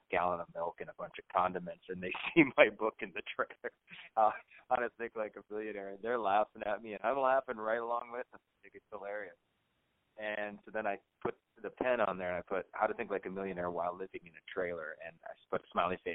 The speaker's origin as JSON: {"language": "English", "region": "North Dakota", "country": "United States", "tie": "born or raised there", "said": "I grew up in North Dakota, and I grew up in a trailer"}